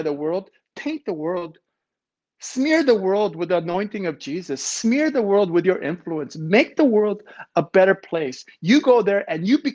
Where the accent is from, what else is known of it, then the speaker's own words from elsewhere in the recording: Ontario, Canada; now in Vancouver, Canada; I'm from Ontario